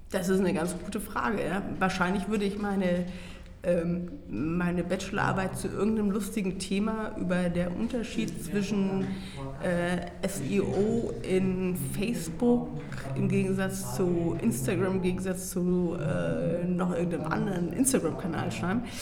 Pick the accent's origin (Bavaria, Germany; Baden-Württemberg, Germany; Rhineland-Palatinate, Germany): Baden-Württemberg, Germany; ich bin ja in Baden-Württemberg groß geworden